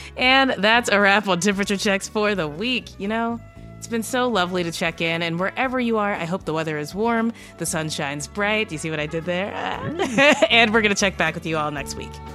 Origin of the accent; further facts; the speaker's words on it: Kentucky, United States; I am from Kentucky.